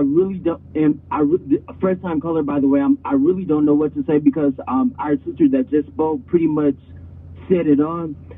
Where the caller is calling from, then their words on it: Flint, Michigan, United States; I'm calling from Flint, Michigan